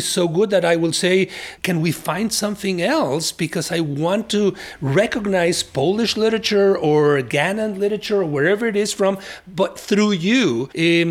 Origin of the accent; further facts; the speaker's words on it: Mexico; English is a second language; now in United States; My English was terrible when I immigrated from Mexico.